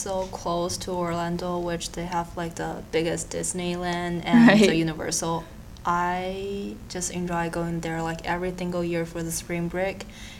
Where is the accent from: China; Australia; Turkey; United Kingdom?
China; Xi'an, Shaanxi; now in Florida, United States; For me, for my hometown, because I'm from the middle of China called Xi'an, the city is called Xi'an, and then we have like distinguished four seasons